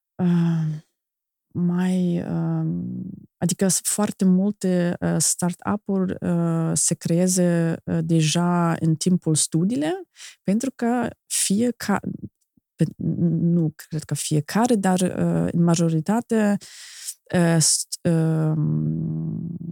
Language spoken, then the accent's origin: Romanian; Germany; Romanian is a second language; moved away as an adult; now in Moldova; eu am venit din Germania, dintr-o altă cultură